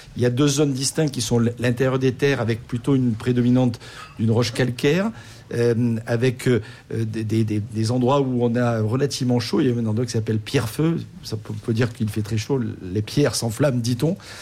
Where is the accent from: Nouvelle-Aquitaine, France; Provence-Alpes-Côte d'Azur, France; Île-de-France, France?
Provence-Alpes-Côte d'Azur, France; Marseille; Je suis né à Marseille, donc c'est dans, dans, le fief.